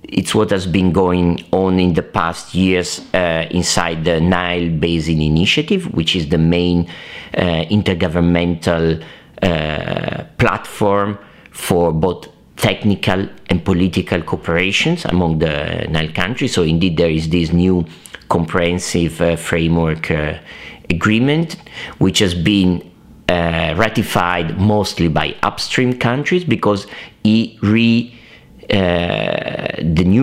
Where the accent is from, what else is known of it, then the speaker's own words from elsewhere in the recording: Italy; I'm Italian, I was raised in Italy, I went to primary school in Italy